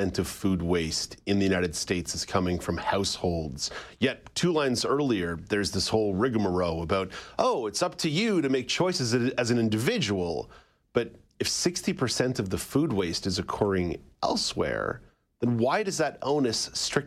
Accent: Montreal, Quebec, Canada; also born or lived in Ottawa; now in Toronto, Canada; I grew up in Montreal

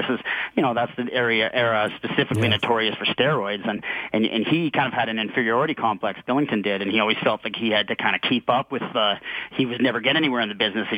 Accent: Calgary, Alberta, Canada; I grew up with Stampede Wrestling, so he was one of my hometown stars.

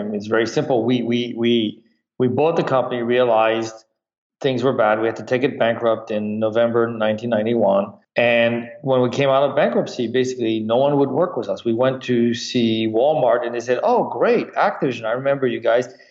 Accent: France; moved away; also born or lived in Michigan; I grew up in France

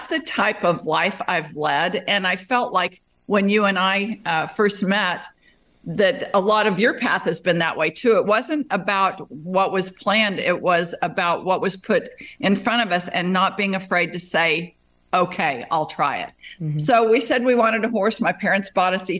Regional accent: Las Vegas, Nevada, United States; moved away as an adult; also born or lived in Arizona; now in Texas, United States; I grew up in Las Vegas

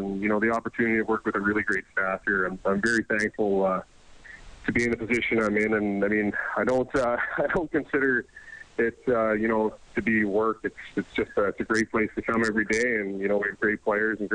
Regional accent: Mount Pearl, Newfoundland and Labrador, Canada; moved away as an adult; also born or lived in St. John's; now in Edmonton, Canada; I grew up in Mount Pearl, Newfoundland, Labrador

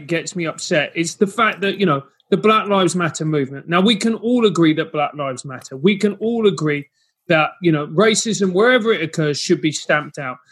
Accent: Venezuela; moved away; I'm from Venezuela

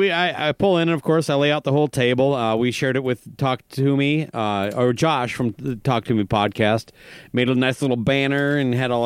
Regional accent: Minnesota, United States; I was from Minnesota.

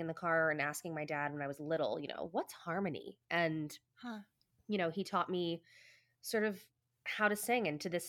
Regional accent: New Jersey, United States; growing up in New Jersey at all means that you sort of have a close proximity to Manhattan.

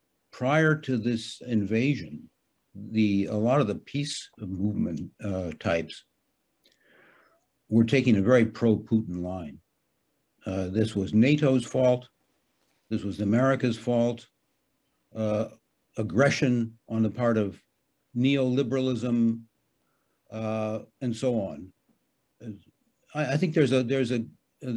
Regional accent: United States; now in Hamburg, Germany; I'm an American citizen

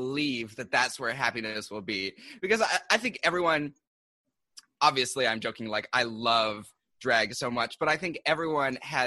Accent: Seattle, Washington, United States; moved away as an adult; now in New York, United States

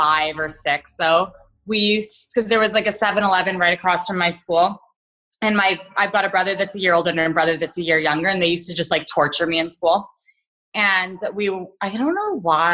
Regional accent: Winnipeg, Manitoba, Canada; also born or lived in Australia / Thailand / Mexico; I was born in Winnipeg. I've got two brothers and one sister. We grew up on like a farm just outside of Winnipeg

